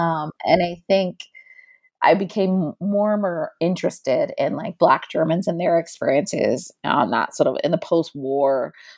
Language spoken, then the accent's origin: English; South Florida, United States; I was born in South Florida to two immigrant parents. My mother is from the British Caribbean, Trinidad, and my dad is from the French Caribbean, Haiti.